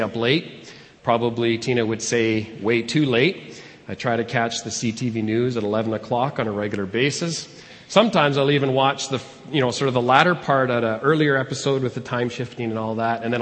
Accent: Edmonton, Alberta, Canada; moved away as an adult; also born or lived in Calgary / Arnprior, Ontario; I was born and raised here in Edmonton

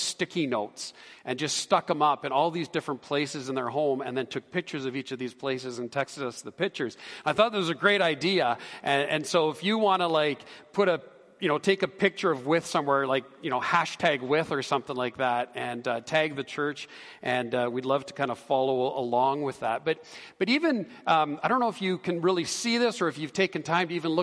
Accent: Canada; we're Canadian

